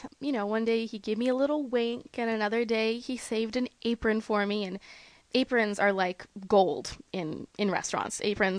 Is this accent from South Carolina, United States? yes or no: no; San Francisco, California, United States; moved away as an adult; now in Paris, France; I'm from San Francisco, California. I'm 20 years old